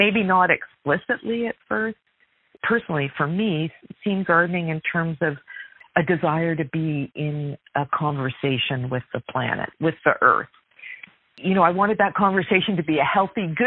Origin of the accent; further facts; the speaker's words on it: Galt, Ontario, Canada; now in Toronto, Canada; I grew up in southwestern Ontario in a small city called Galt